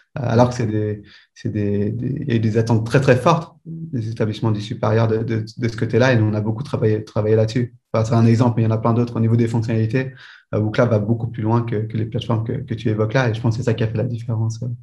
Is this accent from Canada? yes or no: no; Belgium; j'étudie en, en Belgique, je suis belge.